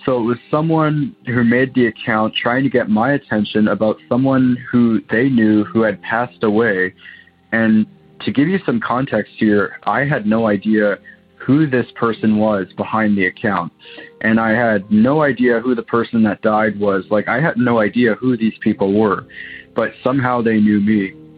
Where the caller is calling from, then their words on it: Waterloo, Ontario, Canada; I'm calling from Waterloo, Ontario, Canada.